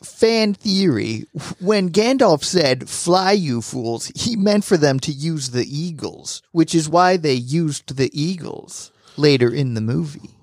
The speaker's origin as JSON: {"language": "English", "town": "Apopka", "region": "Florida", "country": "United States", "tie": "born or raised there", "said": "we sure did grow up poor in a Apopka, Florida."}